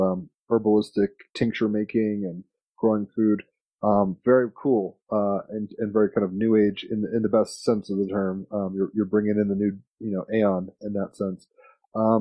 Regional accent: Richmond, Virginia, United States; I grew up in Richmond, Virginia

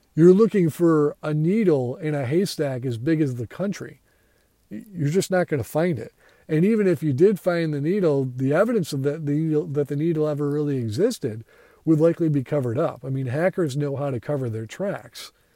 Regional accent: United States; I am an American

